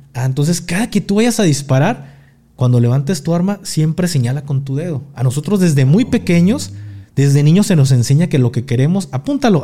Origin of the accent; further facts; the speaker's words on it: Mexico; now in Mexico City, Mexico; soy mexicano